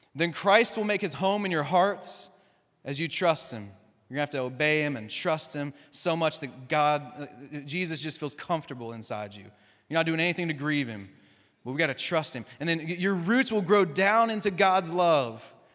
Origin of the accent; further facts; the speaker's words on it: Kentucky, United States; we're all from Kentucky, we're all from the South, we're all a bunch of rednecks.